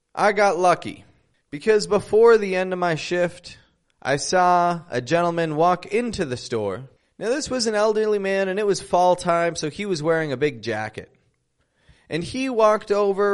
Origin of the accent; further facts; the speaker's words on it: Toronto, Ontario, Canada; I'm from Toronto, Canada